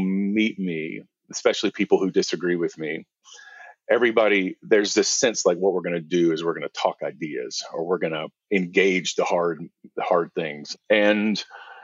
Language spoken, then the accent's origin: English; the American South, United States; I grew up in the South, in the American South